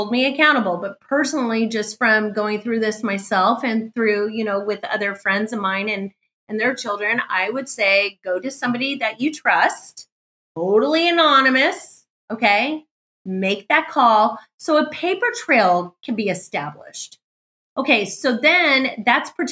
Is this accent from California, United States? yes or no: yes; California, United States; I was raised in California